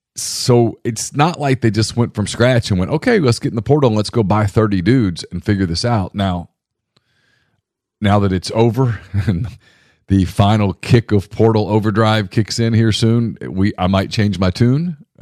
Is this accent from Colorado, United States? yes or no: no; Louisiana, United States; moved away; I'm from Louisiana, so a lot of my friends from growing up are big LSU fans